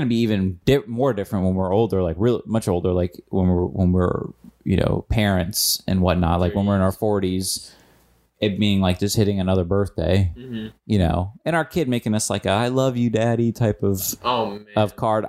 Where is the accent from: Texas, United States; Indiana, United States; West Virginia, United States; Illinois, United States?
Illinois, United States; Reminds me of growing up in Illinois.